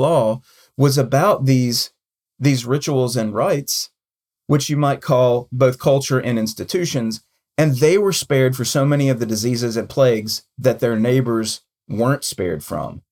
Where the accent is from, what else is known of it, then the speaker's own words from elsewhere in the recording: United States; I'm an American and that's my culture